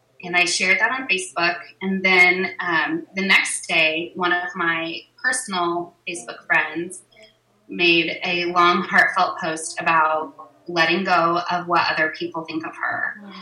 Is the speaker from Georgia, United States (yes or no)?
no; Oklahoma, United States; moved away as an adult; also born or lived in Kansas; I grew up in Oklahoma and back here now